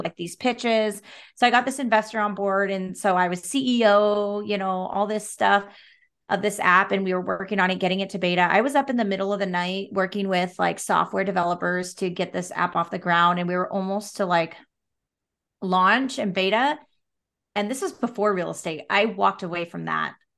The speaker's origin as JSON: {"language": "English", "town": "Salem", "region": "Oregon", "country": "United States", "tie": "born or raised there", "also_born_or_lived": "Portland, Oregon", "said": "I was born and raised in Salem, which is, like, forty-five minutes south"}